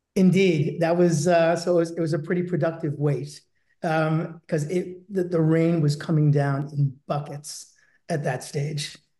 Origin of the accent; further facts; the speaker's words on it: Boston, Massachusetts, United States; moved away as an adult; also born or lived in London; I was born and raised in Boston